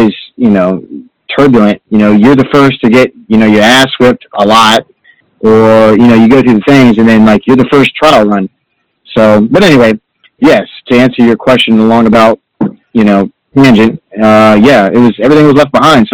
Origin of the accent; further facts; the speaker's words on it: Orlando, Florida, United States; moved away; also born or lived in Tallahassee; I was born and raised in Orlando, but I lived in Tallahassee